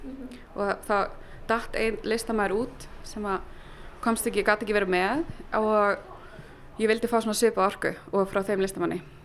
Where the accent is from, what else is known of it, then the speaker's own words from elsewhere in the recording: Berlin, Germany; moved away; ég ólst upp í Berlín